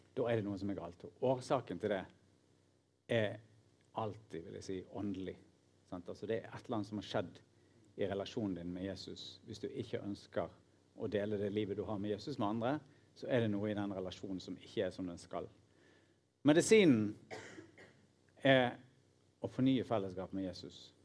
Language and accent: Norwegian; Norway; nordmenn som leser Bibelen, inkludert meg sjøl